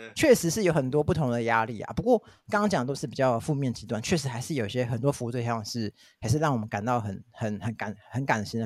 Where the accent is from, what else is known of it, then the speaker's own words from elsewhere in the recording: Taiwan; 我们台湾人习惯很差